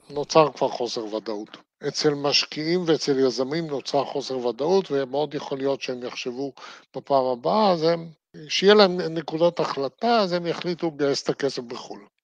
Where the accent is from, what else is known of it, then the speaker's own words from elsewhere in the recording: Israel; אני נולדתי בארץ, חייתי בארץ, אני אמות בארץ